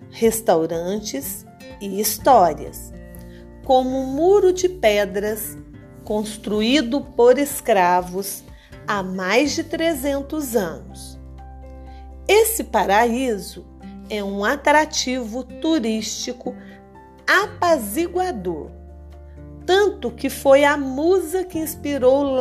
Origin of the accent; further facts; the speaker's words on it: Boa Esperança, Minas Gerais, Brazil; Boa Esperança, uma cidade muito charmosa que se localiza no sul de Minas Gerais, minha cidade natal